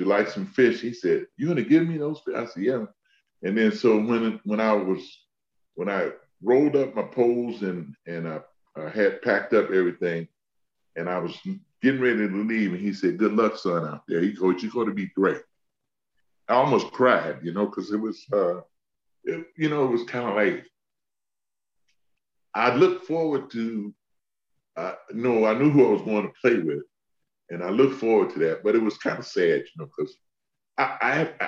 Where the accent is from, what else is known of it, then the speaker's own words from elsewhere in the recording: South Carolina, United States; all my people, the kids that I grew up with in South Carolina